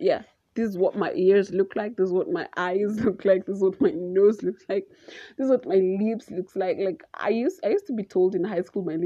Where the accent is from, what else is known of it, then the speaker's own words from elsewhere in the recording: Naivasha, Nakuru County, Kenya; I'm from Naivasha